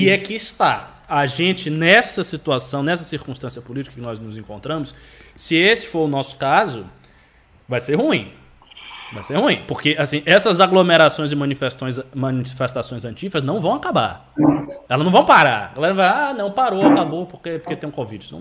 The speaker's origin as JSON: {"language": "Portuguese", "region": "Northeast Region", "country": "Brazil", "said": "Eu sou nordestino, eu preciso de um computador novo."}